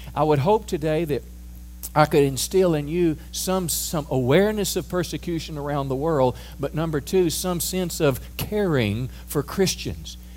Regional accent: United States; as an American

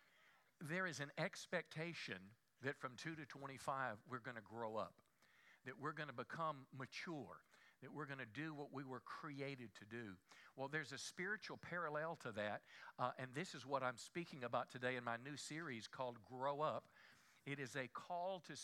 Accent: the Bible Belt, United States; I was raised in America. I was raised in the Bible Belt.

